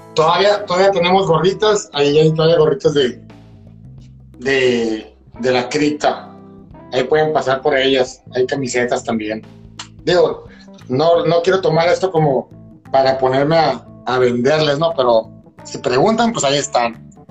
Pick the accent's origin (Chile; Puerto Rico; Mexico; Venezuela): Mexico; Mexicali, Baja California; Soy ciudadano de Mexicali